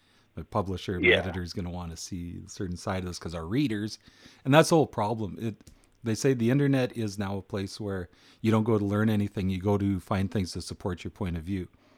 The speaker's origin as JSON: {"language": "English", "town": "Edson", "region": "Alberta", "country": "Canada", "tie": "born or raised there", "said": "I was born on Rodeo Road."}